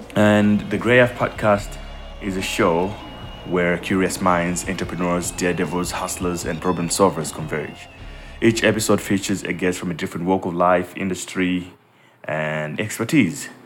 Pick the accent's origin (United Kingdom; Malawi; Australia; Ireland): Malawi; I grew up in Malawi